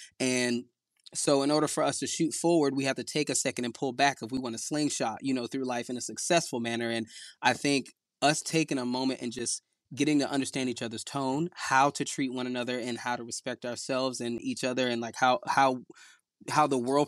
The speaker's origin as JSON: {"language": "English", "region": "Southern United States", "country": "United States", "said": "we're both from the South"}